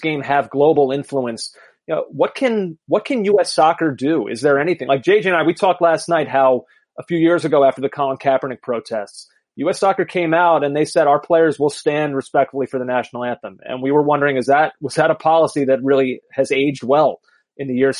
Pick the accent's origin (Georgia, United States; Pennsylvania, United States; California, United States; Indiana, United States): Pennsylvania, United States; outside of Philadelphia; I grew up outside of Philadelphia